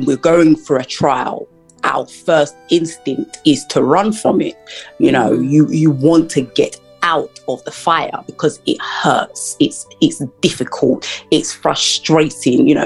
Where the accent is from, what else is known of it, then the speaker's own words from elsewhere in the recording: United Kingdom; also born or lived in Florida, United States; I'm from the United Kingdom, and after I graduated from university here